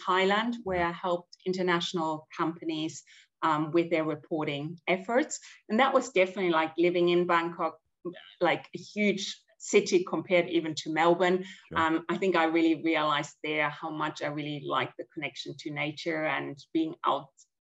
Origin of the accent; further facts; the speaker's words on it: Germany; accent: German; moved away; growing up in Germany, so my family were all really passionate hikers and skiers